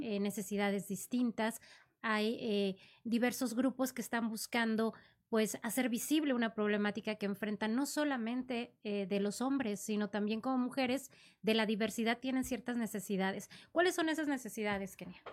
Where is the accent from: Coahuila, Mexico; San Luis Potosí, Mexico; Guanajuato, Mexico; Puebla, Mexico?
Coahuila, Mexico